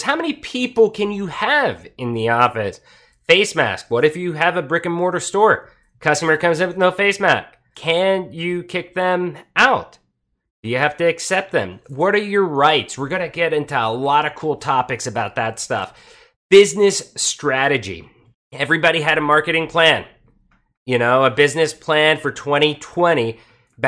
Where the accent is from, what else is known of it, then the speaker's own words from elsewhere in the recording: Pottsville, Pennsylvania, United States; moved away as an adult; also born or lived in Tijuana, Mexico; I was born in Coal Country, Pennsylvania, a small city called Pottsville. And at 18, I wanted out.